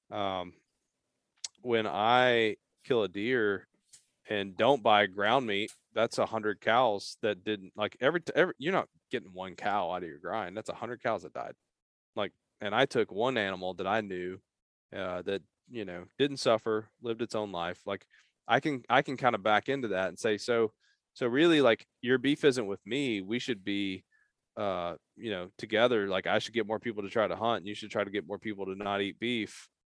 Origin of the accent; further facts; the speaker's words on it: Eastern Kentucky, United States; moved away as an adult; also born or lived in Appalachia / Lexington, Kentucky; now in Louisville, United States; I grew up in Eastern Kentucky